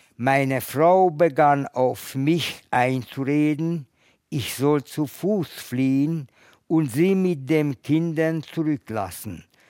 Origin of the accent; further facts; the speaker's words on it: Budapest, Hungary; moved away; Ich komme aus Ungarn, aus Budapest.